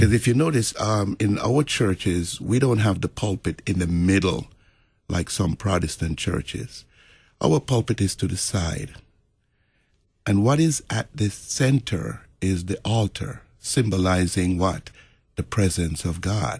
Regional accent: Jamaica; moved away; also born or lived in New York; in the Roman Catholic Church where I grew up in Jamaica

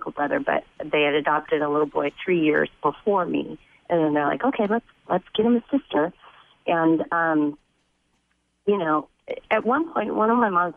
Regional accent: California, United States; I was raised in California

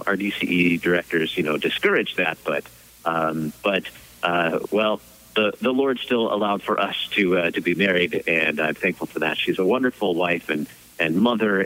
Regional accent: Missouri, United States; moved away; also born or lived in Chicago, Illinois; I'm originally from Missouri and came back to Missouri a few years ago

